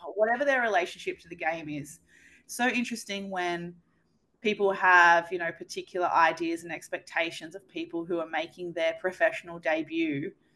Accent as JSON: {"language": "English", "region": "New South Wales", "country": "Australia", "tie": "born or raised there", "also_born_or_lived": "Canberra", "moved": "yes", "said": "growing up in New South Wales"}